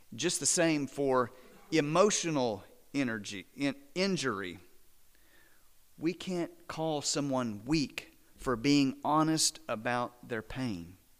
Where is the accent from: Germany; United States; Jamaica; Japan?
United States; Midland, Texas; now in Azle, United States; I was born and raised about three hundred miles west of here, down I twenty.